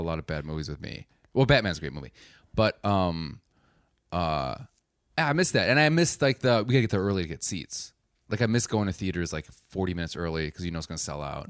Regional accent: Wisconsin, United States; I'm from Wisconsin

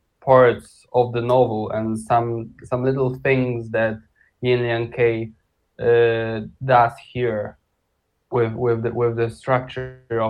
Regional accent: Poland; first language Polish; English is a second language; also born or lived in Shanghai, China; I'm from Poland

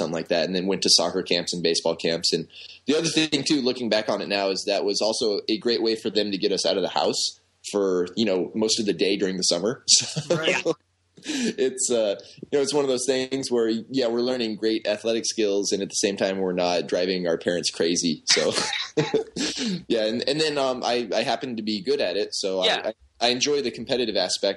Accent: Southern California, United States; also born or lived in Philadelphia, Pennsylvania; I was born in Philadelphia, but my parents moved to California when I was one. So for defense and purposes, I'm from Southern California

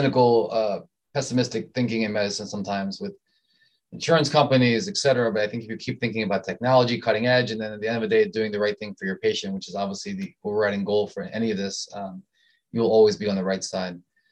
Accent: Southern Maryland, United States; also born or lived in Richmond, Virginia; I grew up in Southern Maryland

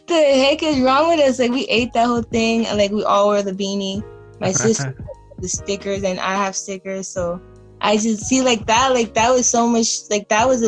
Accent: Wilmington, California, United States; now in Long Beach, United States; I grew up in Wilmington. I grew up in the projects. I lived there till I was 11.

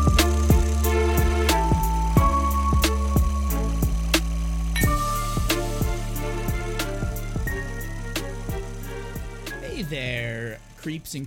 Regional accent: New Jersey, United States; we're all from Jersey, though. We're all from Jersey, so it's close to home for all of us

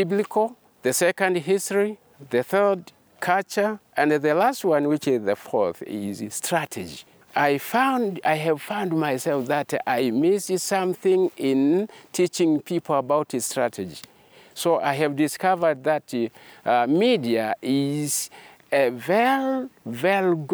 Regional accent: Tanzania; I come from Tanzania.

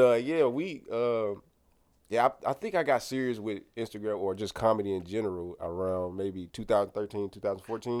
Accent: Clayton County, Georgia, United States; also born or lived in Grenada, Mississippi / Oxford, Mississippi (University of Mississippi); went to Lovejoy in Clayton County. That's where we grew up at.

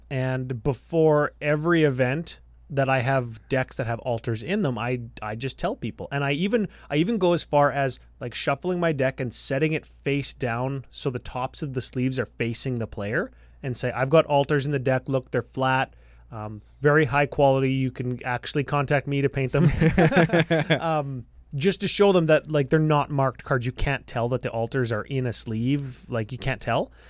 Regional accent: Canada; we're from we're from Canada.

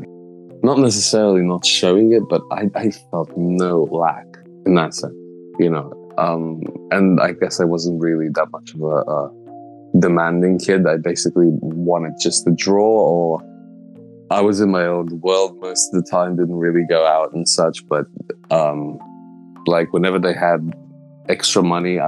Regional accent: Slovenia; I grew up in Slovenia.

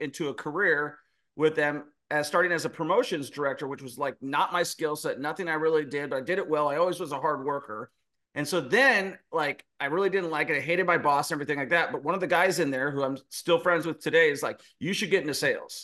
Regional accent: Renton, Washington, United States; I am from Seattle, Washington, a small town called Renton, Washington. Grew up, always had a good work ethic

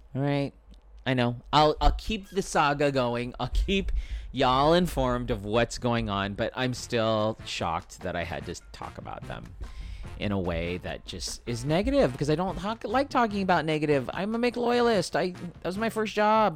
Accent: Spring Valley, United States; Where I grew up in Spring Valley, there was no Burger King

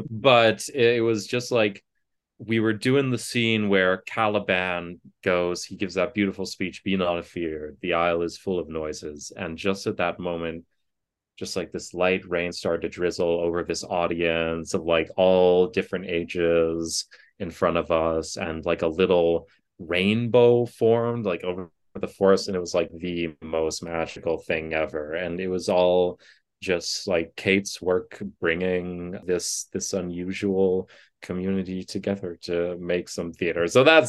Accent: Ann Arbor, Michigan, United States; I grew up in Ann Arbor, Michigan, and I went to that big university that's right there.

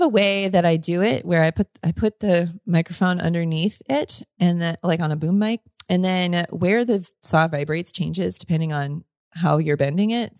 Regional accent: Florida, United States; growing up in Florida

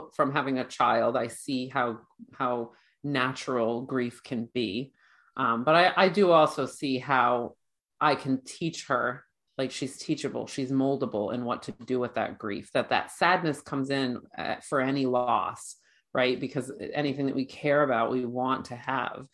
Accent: Ireland; I'm Irish

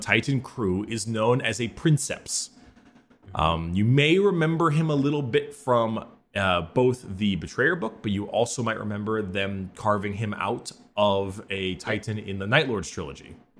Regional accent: United States; since we're American and we use imperial measurements

